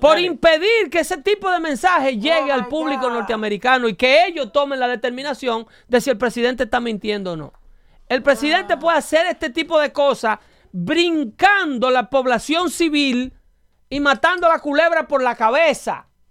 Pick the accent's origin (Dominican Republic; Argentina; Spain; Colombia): Dominican Republic; now in United States